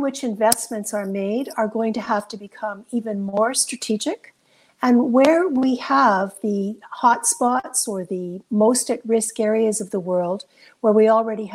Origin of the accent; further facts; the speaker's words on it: Canada; as a Canadian